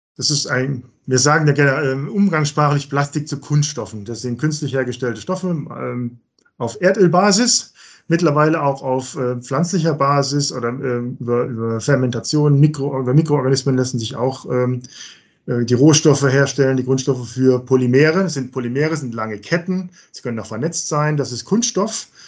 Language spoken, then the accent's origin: German; Germany; bei uns in Deutschland